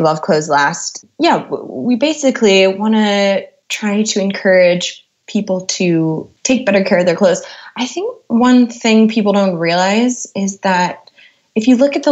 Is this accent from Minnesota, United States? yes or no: yes; Minneapolis, Minnesota, United States; moved away as an adult; now in London, United Kingdom; I grew up in Minneapolis, Minnesota